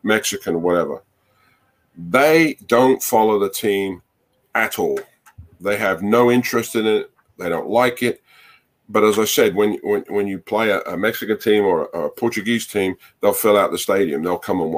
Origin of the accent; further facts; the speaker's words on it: Barnet, London, United Kingdom; now in United States; I grew up in Barnet in North London.